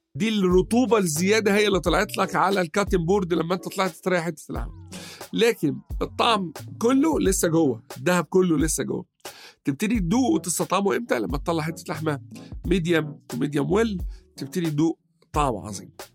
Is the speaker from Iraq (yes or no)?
no; Egypt; عندنا في مصر